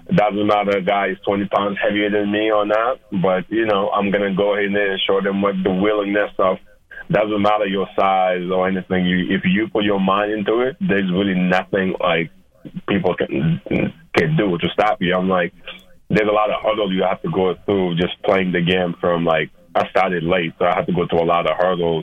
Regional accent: Senegal; moved away; I'm from Senegal

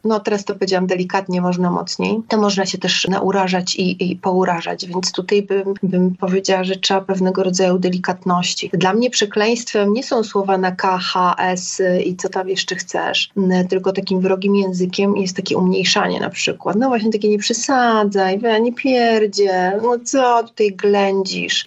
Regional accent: Gdańsk, Pomeranian Voivodeship, Poland; now in Warsaw, Poland; ja jestem Gdańszczanką mieszkającą w Warszawie, mieszkam na dwa, na dwa miasta

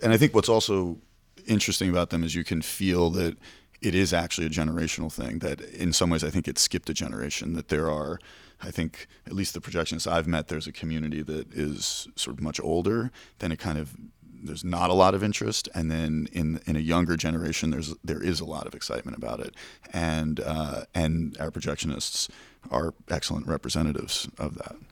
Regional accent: New York City, New York, United States; as a young boy growing up in Manhattan

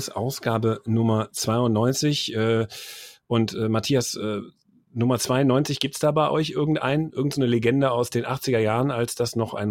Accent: Friedberg, Hesse, Germany; born there; Wenn ich sage, ich bin auch geboren in Friedberg, dann bin ich wohl in Friedberg geboren.

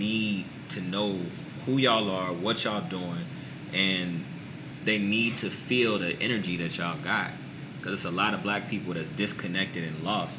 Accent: Dayton, Ohio, United States; now in New Orleans, United States

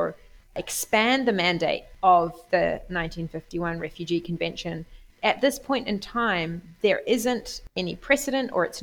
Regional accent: New Zealand; moved away as an adult; also born or lived in Oxford, United Kingdom; now in Bologna, Italy; I come from New Zealand. I became particularly interested as a New Zealander

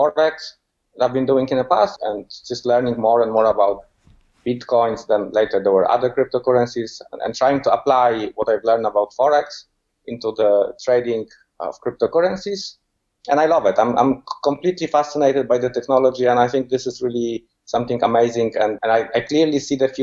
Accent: Poland; moved away as an adult; also born or lived in England; now in Fuerteventura, Spain; So I was born in Poland, but I left Poland about 12 years ago. First, I went to England, where I spent 8 years, and then I moved to Fuerteventura, Canary Island, where I currently live and work.

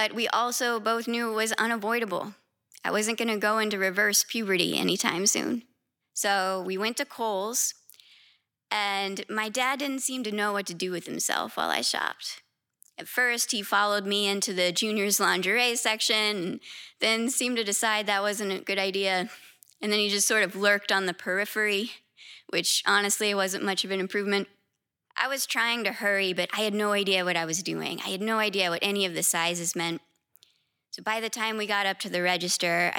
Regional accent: West Virginia and Southern Ohio, United States; now in New York City, United States; I'm originally from West Virginia and Southern Ohio

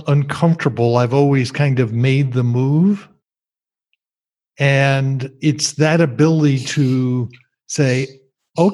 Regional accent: New Jersey, United States; moved away; I grew up in New Jersey, and I've barely been back in 45 years

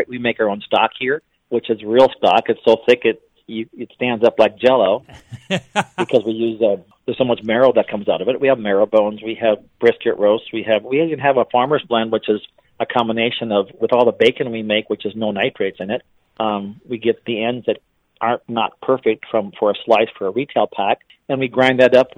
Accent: Wisconsin, United States; moved away; I grew up in Wisconsin, and so we have a plant up there, too

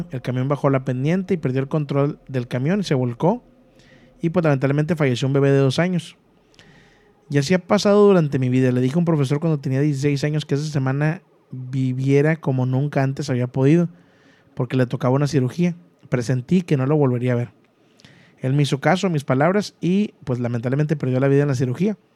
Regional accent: Cundinamarca, Colombia; Soy de Colombia, pero te quiero contar algo que me pasó. No sé si será un don o no sé. Yo viví mi infancia en un pueblo cerca de Bogotá a dos horas en una finca.

